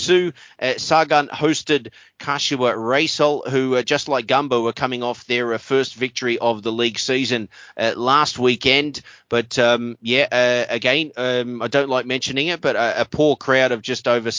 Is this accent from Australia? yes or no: yes; Australia; as an Australian